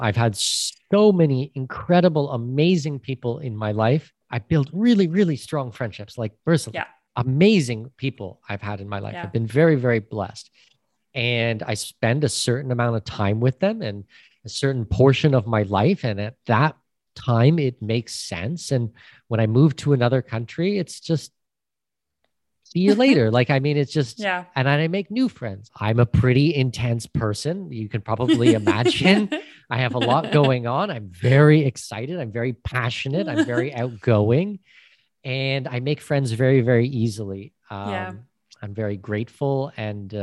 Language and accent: English; Canada; first language English; moved away as an adult; also born or lived in Panama; I'm Canadian with Danish heritage